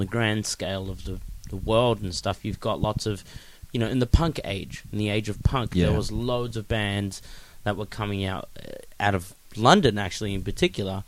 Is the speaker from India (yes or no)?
no; Sydney, New South Wales, Australia; We grew up next to Cabramatta